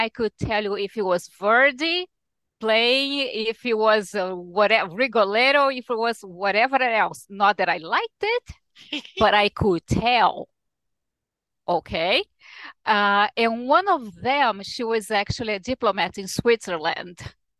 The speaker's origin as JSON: {"language": "English", "region": "Rio de Janeiro", "country": "Brazil", "tie": "born or raised there", "second_language": "English", "lives_now": "United States", "said": "Yes, I was born in Rio, which is today's Rio's 458th anniversary."}